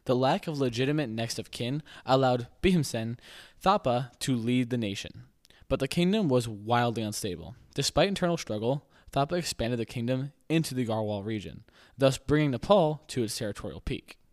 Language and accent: English; United States; an American